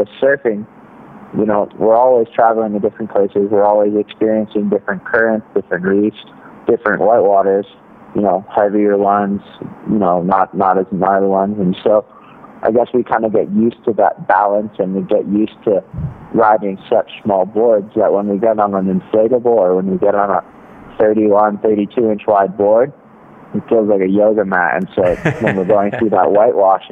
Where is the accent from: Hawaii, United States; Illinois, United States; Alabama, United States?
Hawaii, United States; North Shore, Oahu; I grew up in Hawaii on Oahu and on the North Shore